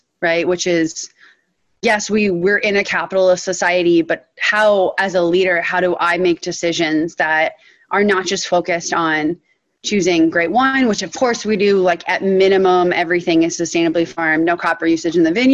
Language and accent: English; Western Massachusetts, United States; I grew up in Western Massachusetts, this incredibly liberal, intellectual community.